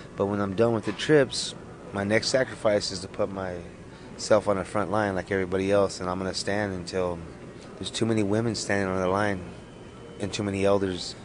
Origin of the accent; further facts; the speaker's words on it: Arapaho Nation, Wind River, Wyoming, United States; now in Los Angeles, United States; from Arapahoe Nation, Wind River